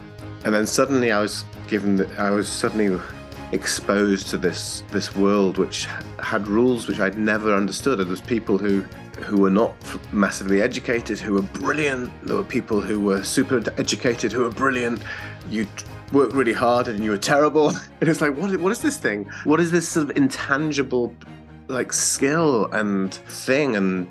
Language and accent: English; Leeds, Yorkshire and the Humber, United Kingdom; Yeah, well, I grew up in Leeds, which is not too much further north than Manchester. but it's a big northern, originally a big industrial town of around 1 million people.